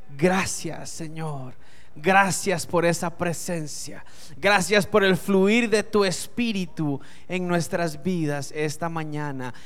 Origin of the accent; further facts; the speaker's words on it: Costa Rica; La cédula dice que yo soy costarricense. Yo sé que por la cara parezco europeo, pero soy costarricense.